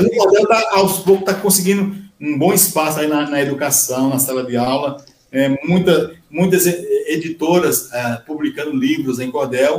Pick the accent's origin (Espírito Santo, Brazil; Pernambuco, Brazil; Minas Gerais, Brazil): Pernambuco, Brazil; Araripina; also born or lived in Guaianases, São Paulo; now in Mogi das Cruzes, Brazil; nasci em Araripina. Sou da terra de Nabuco, Pernambuco